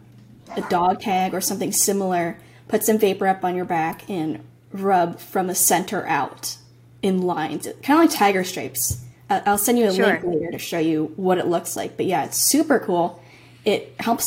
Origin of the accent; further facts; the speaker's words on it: Massachusetts, United States; I was born in Massachusetts. So I was, you know, American and still am.